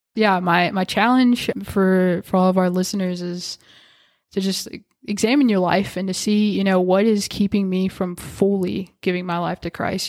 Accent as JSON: {"language": "English", "town": "Whitesville", "region": "Kentucky", "country": "United States", "moved": "as an adult", "lives_now": "Owensboro, United States", "said": "I'm originally from Whitesville"}